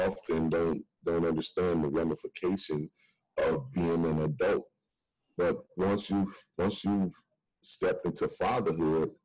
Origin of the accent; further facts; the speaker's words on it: Midwest, United States; now in Miami, United States; I was born in Miami, but of course I was raised in the Midwest